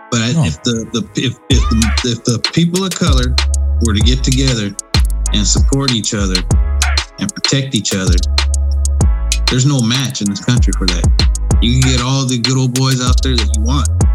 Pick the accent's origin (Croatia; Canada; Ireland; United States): United States; California; as a Californian and a person who votes in the state